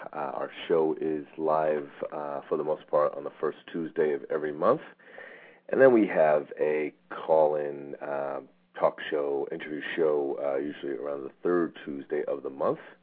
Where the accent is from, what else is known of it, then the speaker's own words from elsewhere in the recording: East Coast, United States; now in Phoenix, United States; I grew up on the East Coast, and there was a lot more vines and greenery than there is here in Phoenix